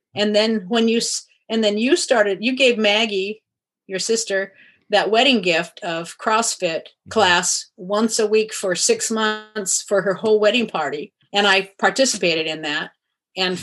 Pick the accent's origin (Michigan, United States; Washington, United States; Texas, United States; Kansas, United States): Washington, United States; Kirkland; also born or lived in Iowa; I grew up in Kirkland until college, and then after that moved around different places, but always in Washington.